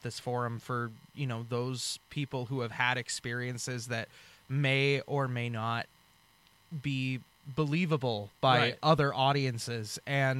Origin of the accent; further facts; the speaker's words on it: Western Washington, United States; also born or lived in Bellevue / Carnation / Burien / Federal Way; I'm actually from Washington State. I grew up in Western Washington from birth, born and raised in Bellevue